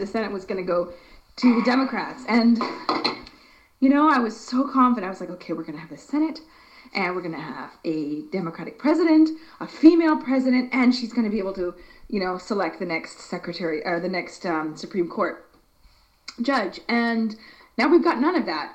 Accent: United States; moved away; as an American

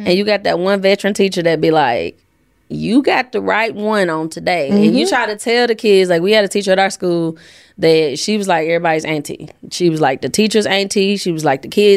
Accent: Jackson, Tennessee, United States; I'm from Jackson, Tennessee

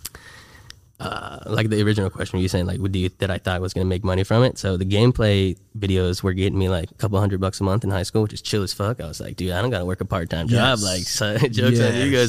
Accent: San Antonio, Texas, United States; also born or lived in Austin, Texas; I was born in Austin, lived there for a few years, and then I started kindergarten in San Antonio and then lived there since 21, I guess, 22 almost

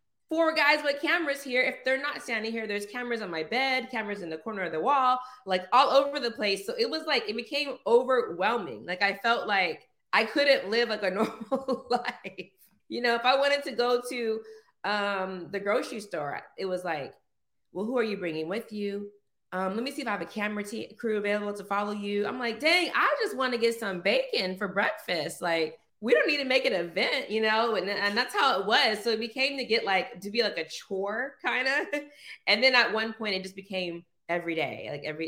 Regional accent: Orange County, California, United States; I'm born and raised in Orange County, California.

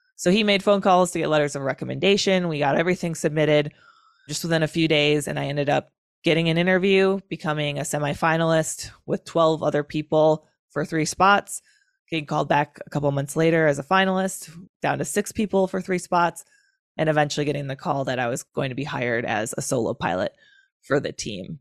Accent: Wisconsin, United States; Wisconsin, my home state

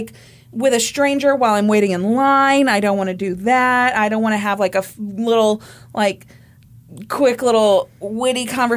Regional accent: Kansas, United States; I'm from Kansas.

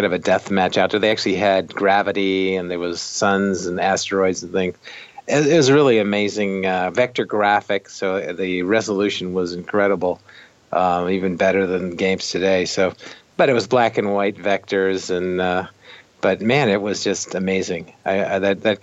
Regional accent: San Jose, California, United States; moved away as an adult; also born or lived in Chicago; where I grew up in San Jose, California

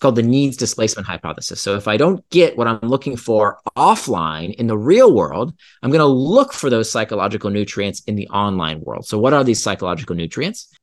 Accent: Central Florida, United States; I grew up in Central Florida

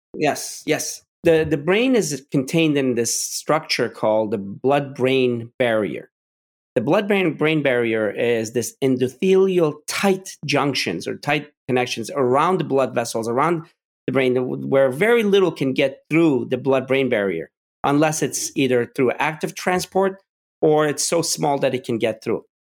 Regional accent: Pittsburgh, Pennsylvania, United States; I was growing up in Pittsburgh

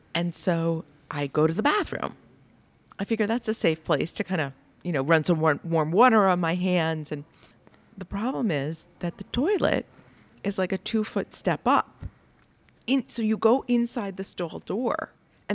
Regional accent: United States

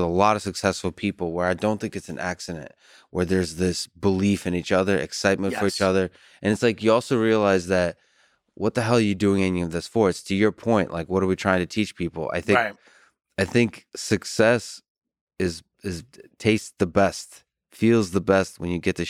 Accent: United States; I'm American through and through

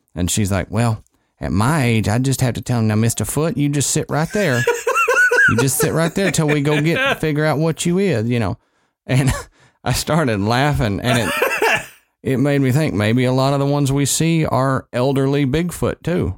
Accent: Texas, United States; moved away; my home state

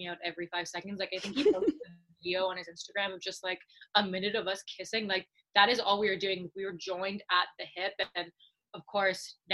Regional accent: Canada; because I'm Canadian

